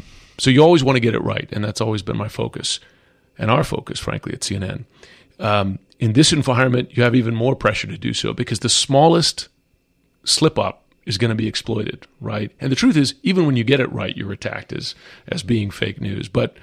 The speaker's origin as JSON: {"language": "English", "country": "United States", "said": "It's worrisome, just as an American and as a journalist"}